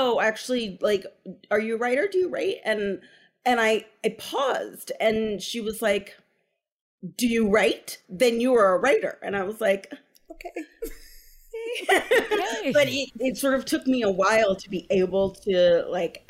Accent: Berkeley, California, United States; I grew up in Berkeley

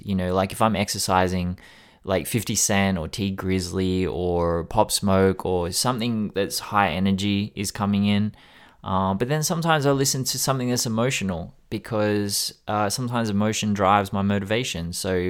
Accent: Sydney, New South Wales, Australia; I grew up in Sydney, in the West, in Australia. So I grew up around people with subs in their car

